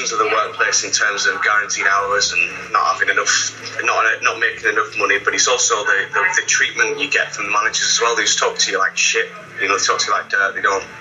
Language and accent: English; Scarborough, Yorkshire and the Humber, United Kingdom; now in Cambridge, United Kingdom; I'm from Scarborough, and I did a lot of work with KFC there